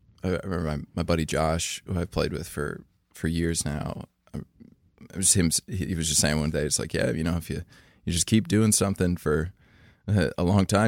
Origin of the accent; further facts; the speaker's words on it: Fleetwood, Pennsylvania, United States; I grew up in Fleetwood, so it's like 7 minutes from Kutztown, Berks County.